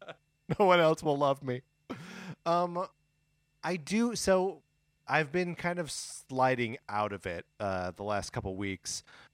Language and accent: English; Wisconsin, United States; I have like a historical answer that is from all of my time growing up in Wisconsin, just on the other side of the Illinois border, where we would get the TV feeds from both Chicago and Milwaukee, right?